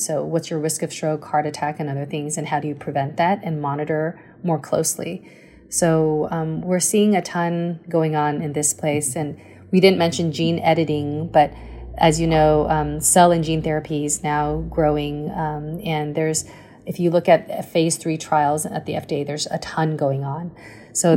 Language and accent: English; Taipei, Taiwan; moved away; also born or lived in United States; I grew up in Taiwan, came to the States when I was two, but I went back when I was actually seven again, um, and uh, went through elementary school in Muzha